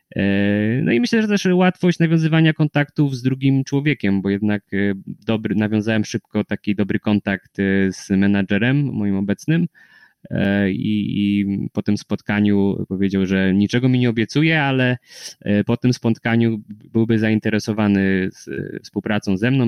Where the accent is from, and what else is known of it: Poland